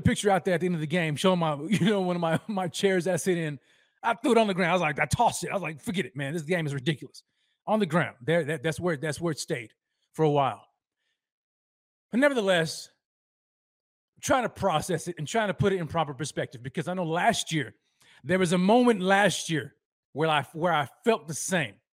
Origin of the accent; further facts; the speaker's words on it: Texas, United States; my hometown of Texas